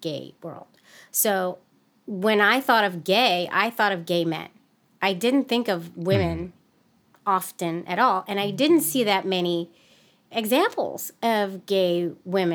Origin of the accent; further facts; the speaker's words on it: San Francisco, California, United States; grew up in the city of San Francisco in the 80s and 90s